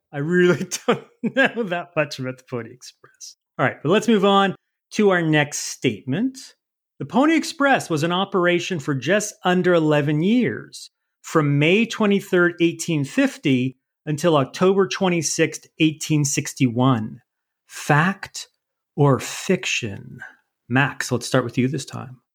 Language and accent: English; Canada; I'm not that up on my U.S. history because I'm Canadian.